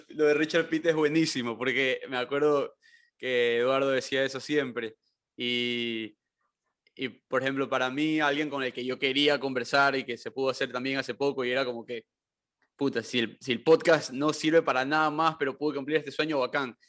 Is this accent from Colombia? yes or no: no; Ecuador; ser latino, pero como que ecuatoriano